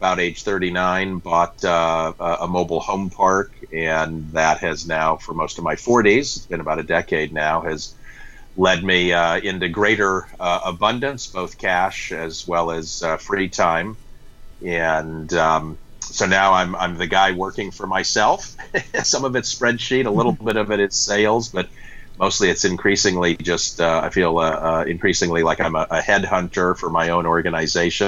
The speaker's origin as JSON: {"language": "English", "town": "Denver", "region": "Colorado", "country": "United States", "tie": "born or raised there", "also_born_or_lived": "New York City", "moved": "as an adult", "lives_now": "Bay Area, United States", "said": "I grew up in Denver and went off to college back east"}